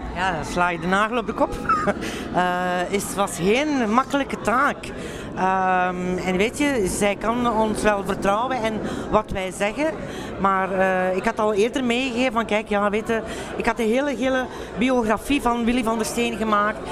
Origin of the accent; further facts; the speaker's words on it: Flanders, Belgium; want we zijn Vlamingen